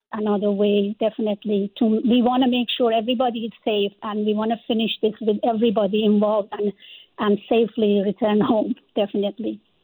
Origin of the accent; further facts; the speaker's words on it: Iran; also born or lived in Canada; now in Vancouver, Canada; as Iranian living in Canada, as a Canadian citizen